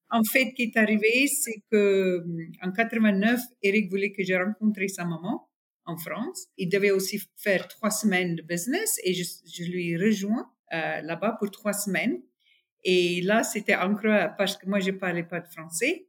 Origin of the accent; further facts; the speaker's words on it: North West, South Africa; French is a second language; moved away as an adult; also born or lived in Taiwan / Shanghai, China; je suis sud-africaine du nord-ouest d'Afrique du Sud, euh, un vrai farm girl